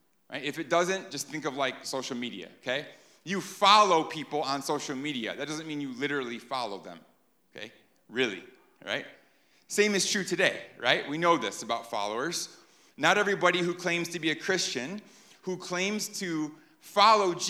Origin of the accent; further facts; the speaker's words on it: New York, United States; moved away; I'm from New York